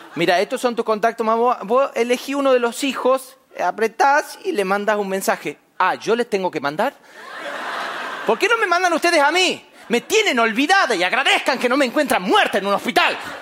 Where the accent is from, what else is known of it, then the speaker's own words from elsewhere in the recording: Famaillá, Tucumán, Argentina; en mi pueblo allá en Famayá, Tucumán, Argentina, yo soy del interior, del interior, del interior.